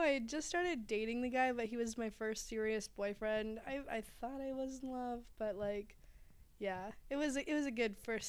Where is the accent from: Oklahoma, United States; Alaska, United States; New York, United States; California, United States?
Oklahoma, United States; Shawnee; moved away; I was born and raised in Shawnee